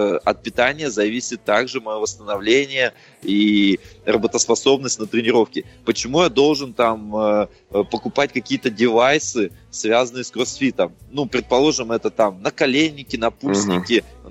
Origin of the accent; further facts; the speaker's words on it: Russia; Родился в России